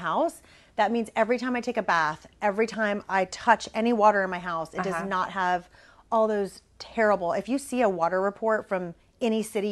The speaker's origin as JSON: {"language": "English", "town": "Corpus Christi", "region": "Texas", "country": "United States", "tie": "born or raised there", "said": "I grew up in Corpus, which is, you know, kind of small"}